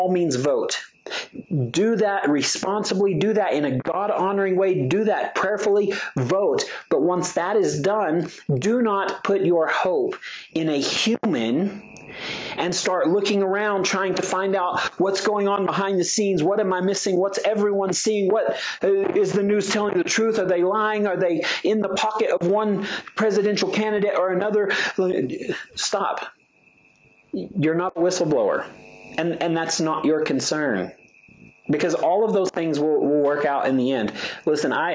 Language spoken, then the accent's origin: English; United States; I'm speaking as an American